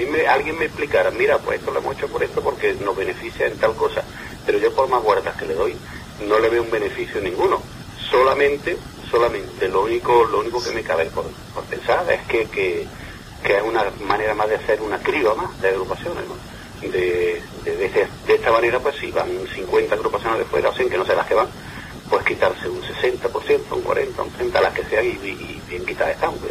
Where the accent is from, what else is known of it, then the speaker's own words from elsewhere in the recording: Córdoba, Andalusia, Spain; nosotros no somos de Cádiz. Estamos de fuera, yo soy de Córdoba concretamente